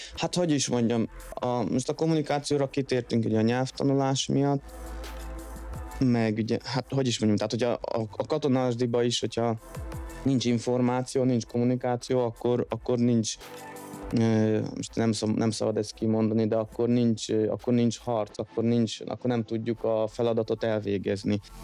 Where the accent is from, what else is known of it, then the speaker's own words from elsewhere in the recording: Szeged, Csongrád-Csanád, Hungary; moved away as an adult; also born or lived in London, United Kingdom; now in France; mi innen Szegedről jövünk